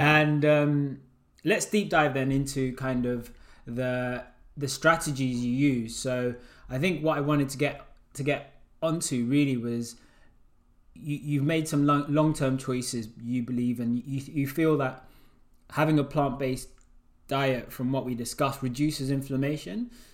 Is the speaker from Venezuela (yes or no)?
no; Uganda; I'm from Uganda